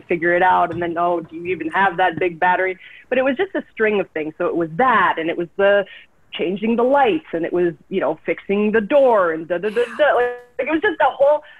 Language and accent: English; Calgary, Alberta, Canada; also born or lived in Vancouver, Canada; now in Los Angeles, United States; I was born in Calgary, Alberta, Canada